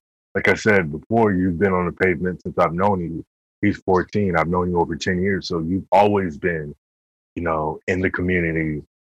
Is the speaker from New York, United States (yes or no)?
yes; New York, United States; We come from King Queens